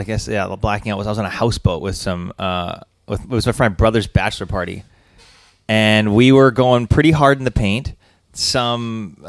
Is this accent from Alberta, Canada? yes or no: yes; Alberta, Canada; I grew up in Alberta